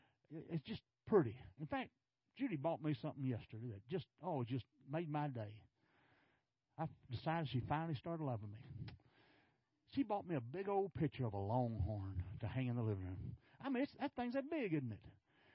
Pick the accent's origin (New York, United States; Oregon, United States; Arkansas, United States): Arkansas, United States; now in Texas, United States; you know, I came from Arkansas. Not on purpose.